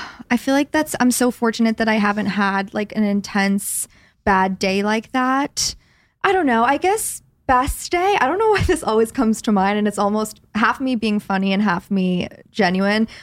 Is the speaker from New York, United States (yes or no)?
yes; New York City, New York, United States; I'm from New York City